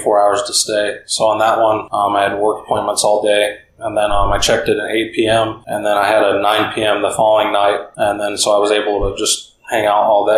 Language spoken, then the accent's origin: English; Seattle, Washington, United States; I grew up in Seattle, one of Delta's bigger hubs